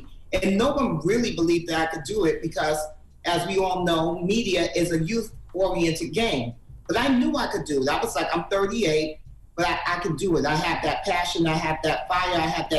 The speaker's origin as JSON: {"language": "English", "town": "Harlem", "region": "New York", "country": "United States", "said": "Because, you know, I'm from Harlem. I'm from 150th Street and 8th Avenue."}